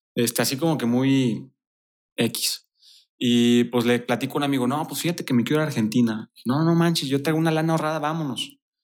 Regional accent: Torreón, Coahuila, Mexico; moved away as an adult; now in Querétaro, Mexico; yo soy de Torreón, Coahuila

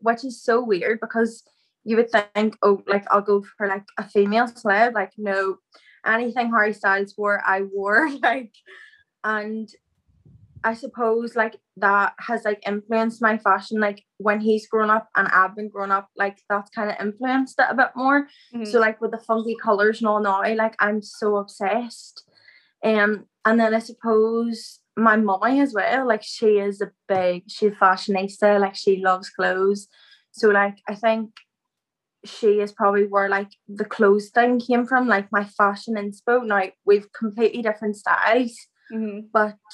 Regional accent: outside Lurgan, Northern Ireland, United Kingdom; I'm from Abergallen, so it's just outside Largan

